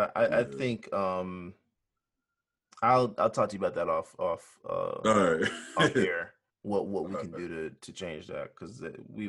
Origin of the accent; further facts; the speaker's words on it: Newark, New Jersey, United States; Newark, New Jersey, that's where I'm from. I was born in Newark